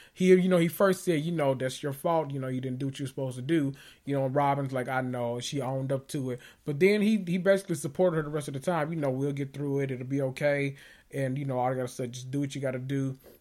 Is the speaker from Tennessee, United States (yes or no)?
yes; Memphis, Tennessee, United States; accent: country; I'm from Memphis